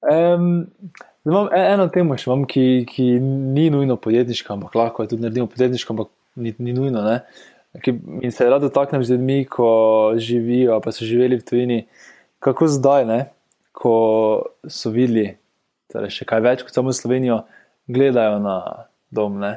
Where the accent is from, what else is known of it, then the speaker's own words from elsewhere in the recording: Slovenia; Slovenci smo tudi radi, da če jamramo, pa malo šimfamo.